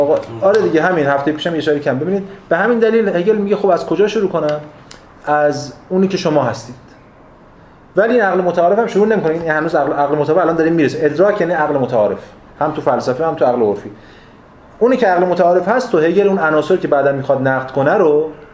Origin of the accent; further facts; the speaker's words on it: Iran; من ایرانیم